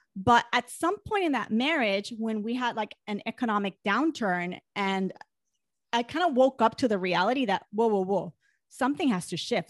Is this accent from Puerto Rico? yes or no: yes; Puerto Rico; moved away as an adult; also born or lived in Manhattan, New York; I grew up in Puerto Rico